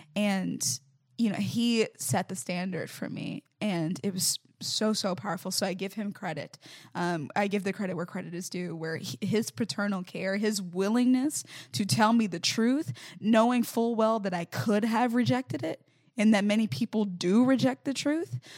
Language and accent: English; Mobile, Alabama, United States; I'm originally from Mobile, Alabama